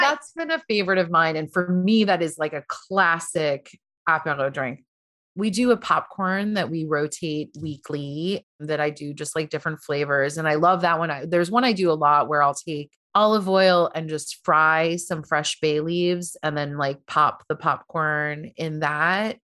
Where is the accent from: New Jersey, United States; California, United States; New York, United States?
New York, United States; Long Island; moved away as an adult; also born or lived in Brooklyn, New York; now in Paris, France; I grew up on Long Island.